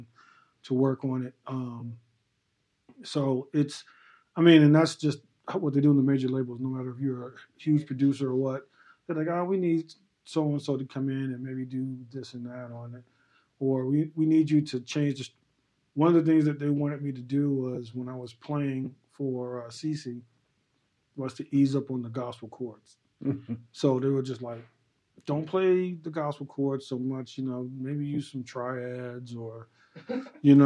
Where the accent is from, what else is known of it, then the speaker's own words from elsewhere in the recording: Chicago, Illinois, United States; moved away as an adult; now in Arizona, United States; Born and raised in Chicago